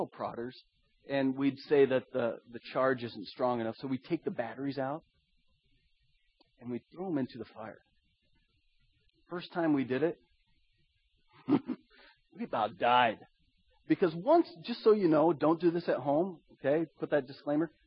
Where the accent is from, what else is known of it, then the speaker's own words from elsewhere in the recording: Iowa, United States; My brother and I, we grew up in Iowa.